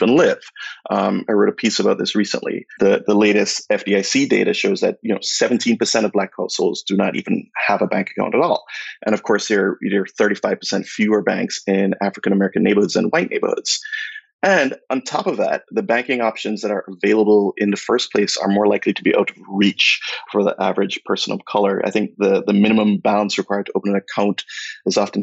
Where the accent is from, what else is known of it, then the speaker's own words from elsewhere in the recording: Jamaica; moved away as an adult; now in United States; I moved here from Jamaica 20 years ago